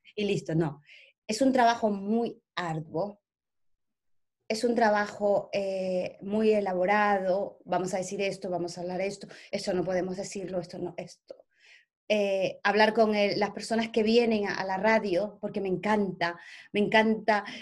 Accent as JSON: {"language": "Spanish", "country": "Ecuador", "also_born_or_lived": "Spain", "first_language": "Spanish", "moved": "yes", "lives_now": "England, United Kingdom", "said": "vengo de Ecuador, que hablamos el mismo idioma, a España"}